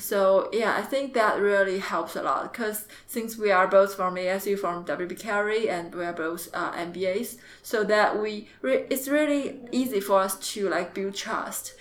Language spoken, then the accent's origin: English; Jiangxi, China; English is a second language; moved away as an adult; also born or lived in Beijing / Shenzhen / Hangzhou; I'm from the south part of China in uh, Jiangxi province.